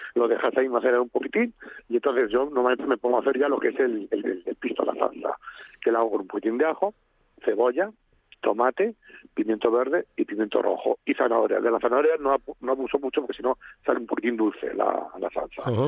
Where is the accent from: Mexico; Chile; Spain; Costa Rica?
Spain; somos españoles